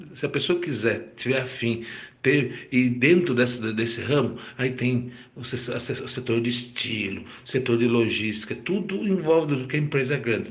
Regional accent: Bragança Paulista, São Paulo, Brazil; sou de Bragança Paulista

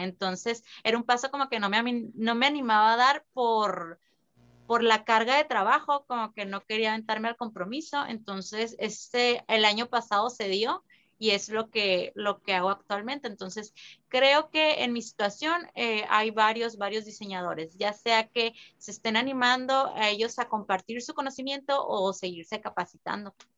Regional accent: San Luis Río Colorado, Sonora, Mexico; yo soy de San Luis Colorado

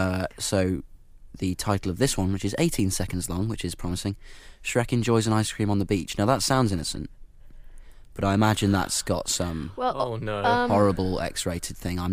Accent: United Kingdom; because I'm British

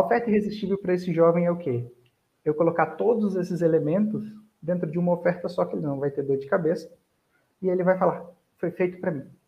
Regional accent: Armação dos Búzios, Rio de Janeiro, Brazil; also born or lived in Goiânia; Eu nasci em Goiânia, mas cresci, passei toda a minha vida praticamente em Búzios, no Rio de Janeiro

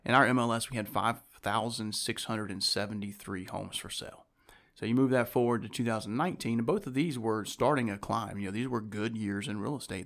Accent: Winston-Salem, North Carolina, United States; I was born and raised here in Winston-Salem

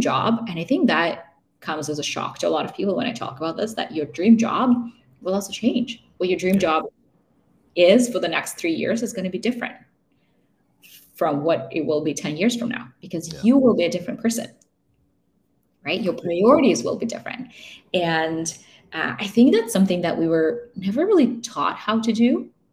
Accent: Russia; also born or lived in Vancouver, Canada / Toronto, Canada; now in Canada; I grew up in Russia, so I have family in Russia

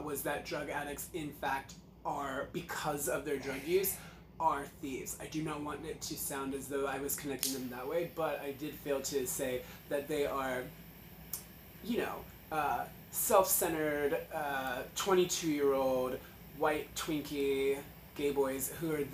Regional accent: Los Angeles, California, United States; I'm from Los Angeles, so I also, kind of talk with, that, intermittent, whiny voice fry

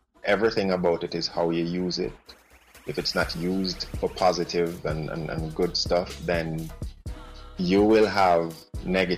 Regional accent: Jamaica; as a Jamaican, in my culture, that was seen as a big deal.

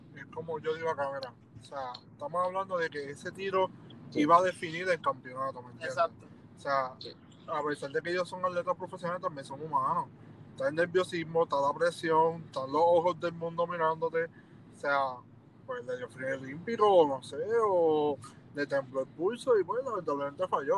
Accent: Puerto Rico; somos Boricua

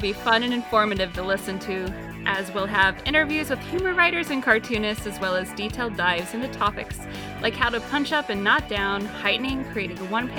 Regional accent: Midwest, United States; now in California, United States; I'm from the Midwest, now living in California

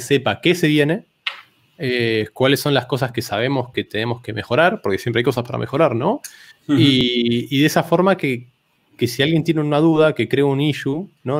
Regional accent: Argentina; first language Spanish; soy de Argentina

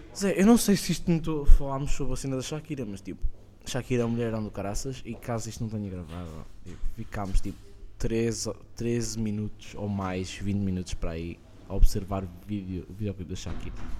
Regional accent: Estoril, Lisbon, Portugal; Eu sou do Estoril

